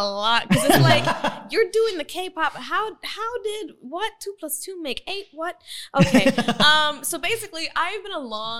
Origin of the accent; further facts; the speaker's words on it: Oklahoma, United States; moved away as an adult; now in South Korea; Oklahoma, of course, my home state